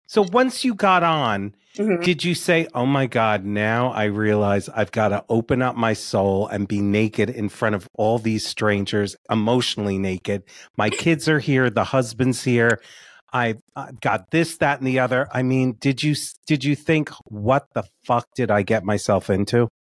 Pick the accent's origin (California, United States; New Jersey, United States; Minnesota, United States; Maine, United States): New Jersey, United States; South Orange; I grew up in South Orange.